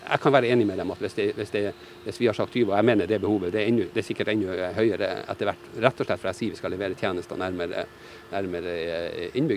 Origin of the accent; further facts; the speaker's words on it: Norway; Nei, det gjør de det er et godt spørsmål. Nei, det gjør vi ikke.